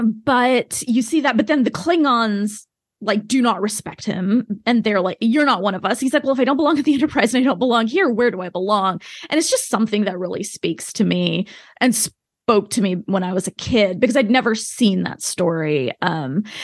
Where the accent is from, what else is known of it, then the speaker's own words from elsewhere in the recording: small town Oklahoma, United States; I don't really fit in growing up in small town Oklahoma. Even though I am American, I don't fit in here, but I don't fit in, like, in India either. I was born in the US